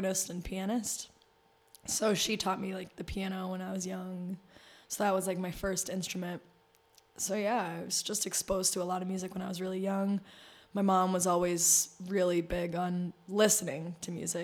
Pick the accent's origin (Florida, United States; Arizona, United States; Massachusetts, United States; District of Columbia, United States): Massachusetts, United States; Boston; also born or lived in New Hampshire; now in New York, United States; I grew up in Boston